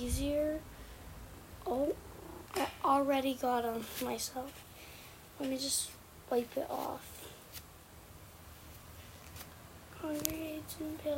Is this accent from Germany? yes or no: no; Canada; I'm Canadian. I live in Canada.